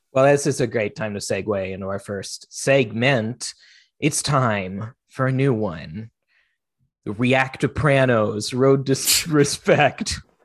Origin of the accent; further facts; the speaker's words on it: Seattle, Washington, United States; I was raised in Seattle